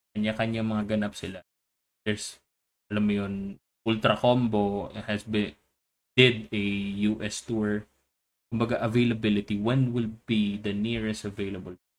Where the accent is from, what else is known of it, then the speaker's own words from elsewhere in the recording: Philippines; the Filipino in me